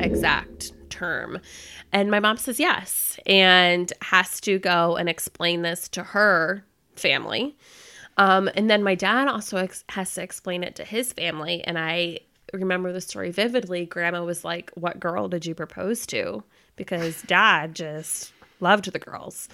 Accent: Florida, United States; moved away as an adult; also born or lived in North Carolina; I was born and raised in Florida, and I decided to escape the Florida heat and come up to North Carolina for college.

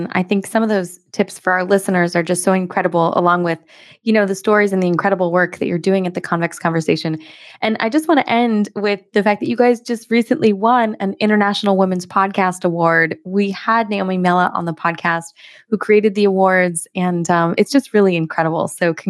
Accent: United States; I'm American though, Helen

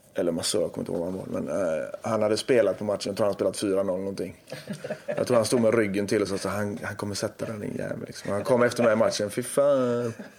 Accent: Gothenburg, Västra Götaland, Sweden; jag är göteborgare

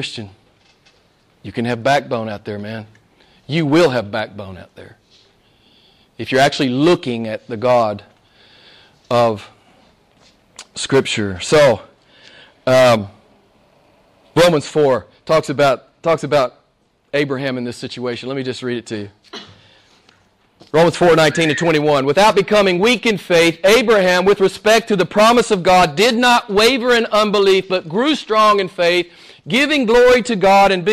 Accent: the Bible Belt, United States; I grew up in the Bible Belt in the States

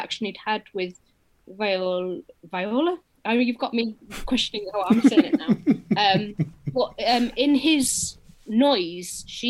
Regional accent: Middlesbrough, North East England, United Kingdom; moved away as an adult; also born or lived in Antwerp, Belgium; I'm not a Geordie. I'm a Smoggy

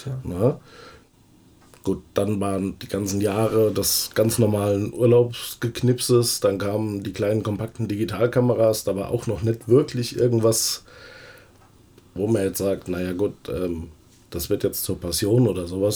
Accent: Frankfurt, Hesse, Germany; bin gebürtiger Frankfurter ja. und werde es auch bleiben bis zu meinem Tod

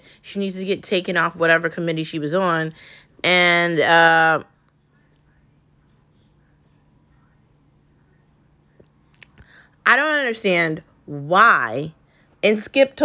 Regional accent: United States; I was born into this country legally

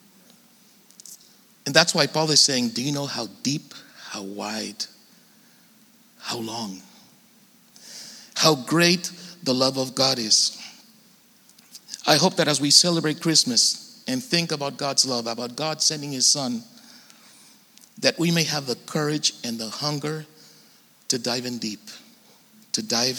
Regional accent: Tijuana, Baja California, Mexico; now in San Diego, United States; I grew up in Tijuana and been living in San Diego for a long time

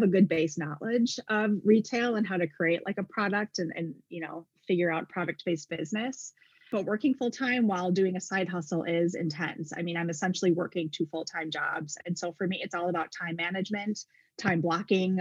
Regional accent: Wisconsin, United States; moved away as an adult; now in Arizona, United States; I was born and raised in Wisconsin

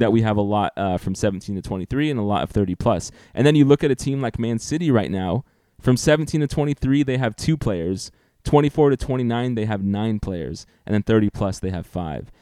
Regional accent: United States; as an American sports fan

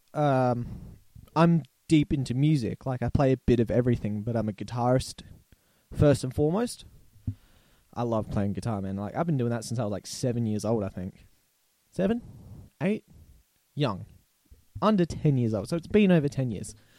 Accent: Australia; accent: Australian; also born or lived in Barossa Valley, South Australia; if it's not clear by my accent, I'm Australian. I live in South Australia in a nice little town called the Barossa Valley

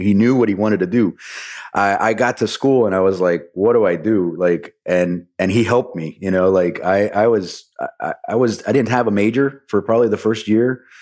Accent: Miami, Florida, United States; I was born and raised in Miami

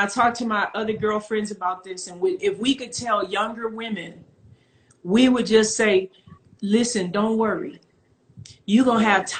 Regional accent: Rockford, Illinois, United States; moved away; I was born in Rockford, Illinois

